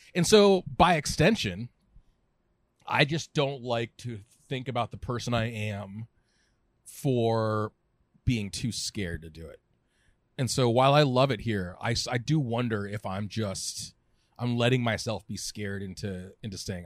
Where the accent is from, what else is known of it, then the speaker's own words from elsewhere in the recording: Southern California, United States; also born or lived in Orange County / Berkeley; now in San Francisco, United States; I'm a lifelong Californian. I grew up in Southern California.